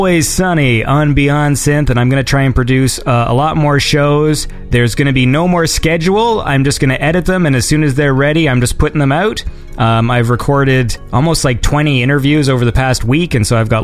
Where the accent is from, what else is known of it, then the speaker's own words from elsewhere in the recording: Canada; I'm a Canadian